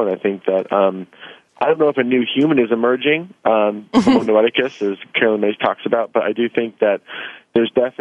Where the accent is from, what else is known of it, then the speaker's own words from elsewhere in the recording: Kansas, United States; moved away; also born or lived in Los Angeles; I'm from Kansas and moved out to Los Angeles at a young age